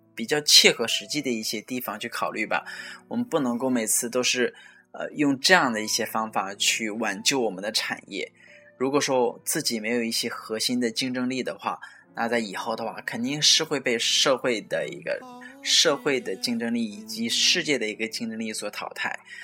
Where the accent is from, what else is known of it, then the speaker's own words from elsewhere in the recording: China; 我们中国人还是有消费能力的